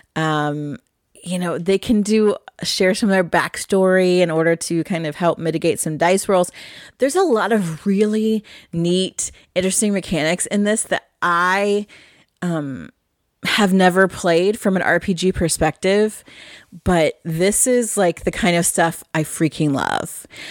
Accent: Midwest, United States; Midwest farm girl rural kind of person I am

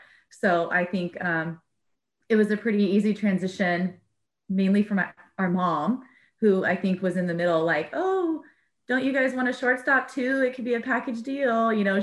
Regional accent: Southern California, United States; moved away; also born or lived in Mississippi / Oregon; Didn't really fit in the South. We grew up in Southern California. And I was sort of the California Valley girl and just didn't have that vibe down in Mississippi at all.

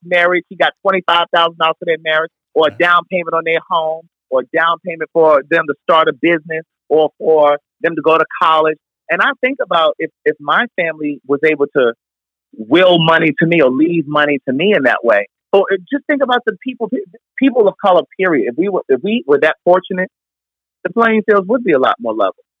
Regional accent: Baltimore, Maryland, United States; Baltimore, my hometown

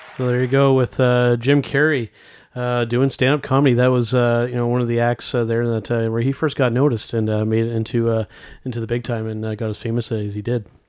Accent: Canada; Our home country of Canada

